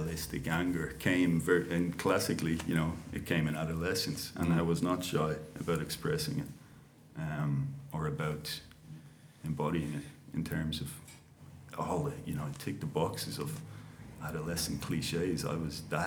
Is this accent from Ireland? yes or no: yes; Dublin, Leinster, Ireland; I grew up in Crumlin. I was born in the Coombe. I grew up in Crumlin. That's you know, suburb of South Dublin